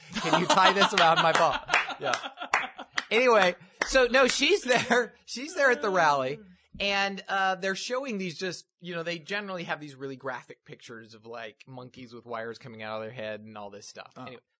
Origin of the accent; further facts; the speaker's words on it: Utah, United States; I grew up in Utah.